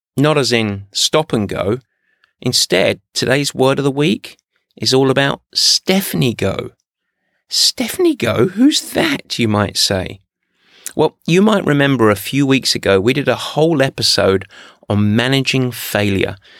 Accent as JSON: {"language": "English", "region": "England", "country": "United Kingdom", "said": "especially as I'm English"}